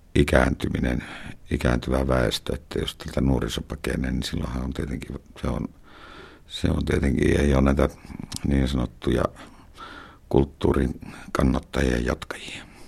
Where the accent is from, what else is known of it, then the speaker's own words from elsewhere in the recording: Karigasniemi, Lapland, Finland; Mä oon viettänyt lapsuuteni tuolla Karikasniemessä, Utsion Karikasniemessä.